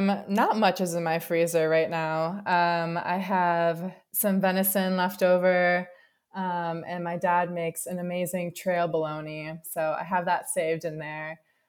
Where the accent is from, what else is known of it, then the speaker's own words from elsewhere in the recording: Wisconsin, United States; So I am from Wisconsin